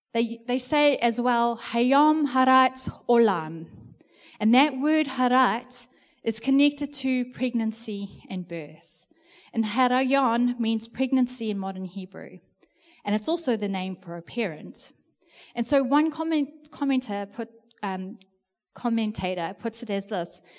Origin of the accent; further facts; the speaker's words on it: South Africa; now in New Zealand; being a South African